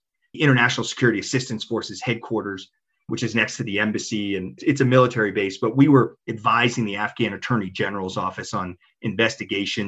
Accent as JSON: {"language": "English", "town": "Washington", "region": "District of Columbia", "country": "United States", "tie": "born or raised there", "moved": "as an adult", "said": "I grew up in the Washington, D.C. area"}